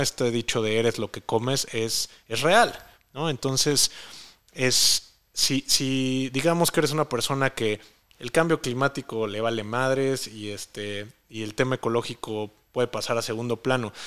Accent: Mexico; aquí en México

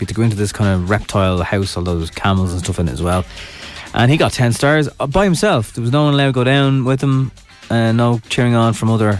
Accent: Ireland; He's Irish, we're Irish.

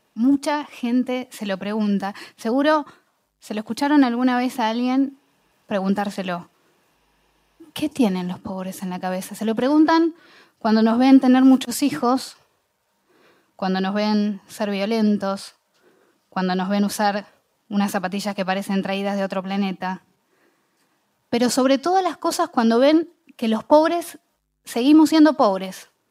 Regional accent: Bahía Blanca, Buenos Aires Province, Argentina; born or raised there

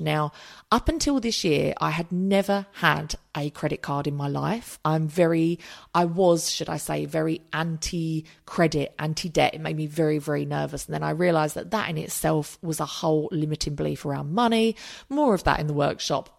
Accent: United Kingdom; we're British

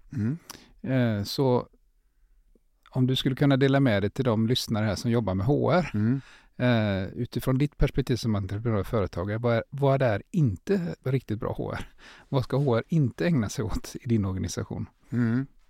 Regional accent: Gothenburg, Västra Götaland, Sweden; vi är från Göteborg, eh, jag är det i alla fall

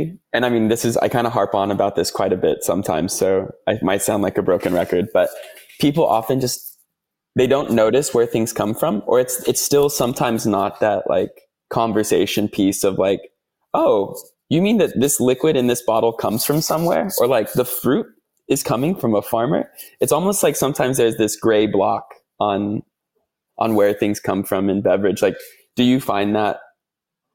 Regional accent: United States; accent: American; moved away as an adult; now in Australia; my American accent, I'm not from Australia

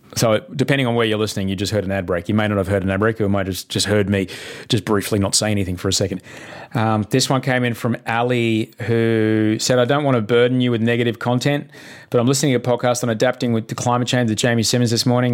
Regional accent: Brisbane, Queensland, Australia; I grew up in Brisbane

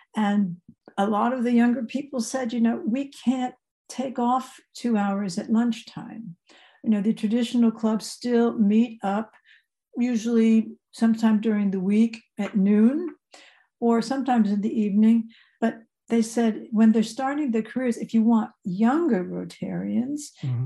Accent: outside New York City, New Jersey, United States; moved away as an adult; also born or lived in Indiana; now in Germany; I grew up right outside of New York City, 25 miles mm-hmm. from New York

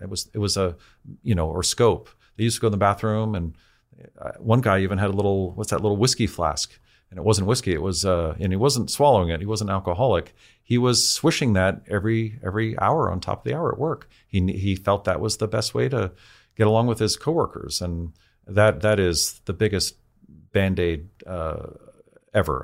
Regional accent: San Francisco, California, United States; I grew up in San Francisco.

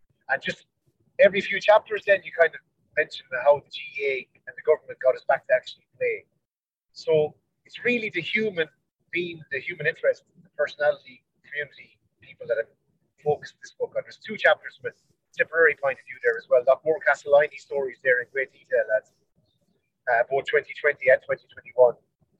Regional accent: Kilruane, Tipperary, Ireland; I was very, very lucky growing up in Kildare 1.

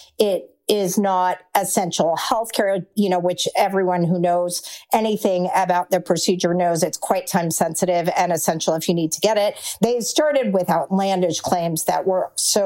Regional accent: Texas, United States; my home state of Texas

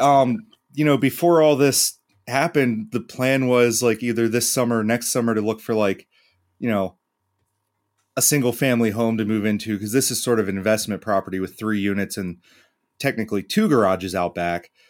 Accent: York, Pennsylvania, United States; I'm from Pennsylvania

